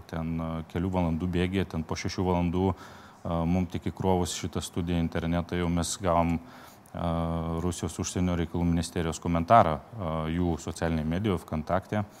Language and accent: Lithuanian; Lithuania; mes lietuviai